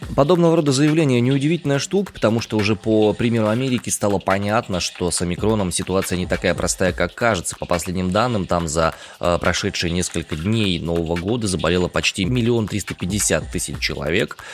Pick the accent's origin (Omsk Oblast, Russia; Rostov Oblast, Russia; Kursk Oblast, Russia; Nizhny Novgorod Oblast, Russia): Omsk Oblast, Russia; Omsk; я родом из Омска, и в Омске сейчас я нахожусь